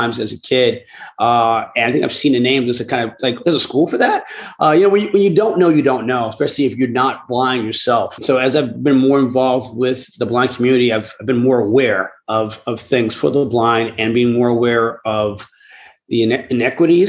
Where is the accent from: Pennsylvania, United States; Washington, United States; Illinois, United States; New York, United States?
New York, United States; New York City; Born and raised in the Bronx.